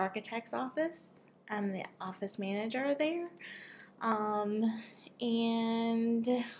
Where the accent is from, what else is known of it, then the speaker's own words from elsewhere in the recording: California, United States; now in Georgia, United States; I am originally from California, made my way to Georgia, now working at the University of Georgia.